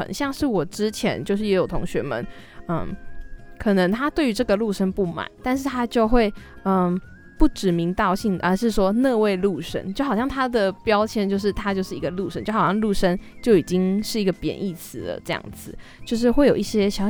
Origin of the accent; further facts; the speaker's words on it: southern Taiwan, Taiwan; 可能也因为我是南部人，就会觉得在北部有一种身处异地的感觉